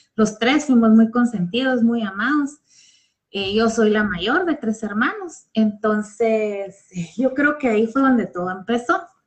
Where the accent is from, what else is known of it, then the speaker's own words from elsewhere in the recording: Guatemala; soy guatemalteca y resido en Guatemala